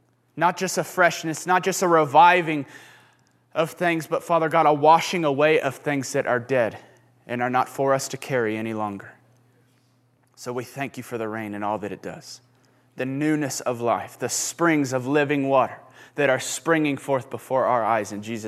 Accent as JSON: {"language": "English", "town": "Houston", "region": "Texas", "country": "United States", "moved": "yes", "said": "I didn't like the rain until I moved here because I was from Houston, and the rain meant like certain death of humidity and just really uncomfortable."}